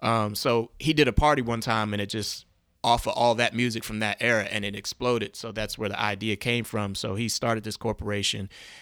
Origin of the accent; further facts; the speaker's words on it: Baltimore, Maryland, United States; now in Washington, United States; From Baltimore, Maryland.